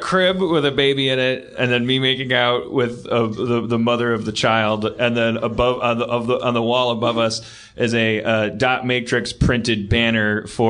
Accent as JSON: {"language": "English", "town": "Milwaukee", "region": "Wisconsin", "country": "United States", "tie": "born or raised there", "moved": "yes", "said": "my hometown of Milwaukee"}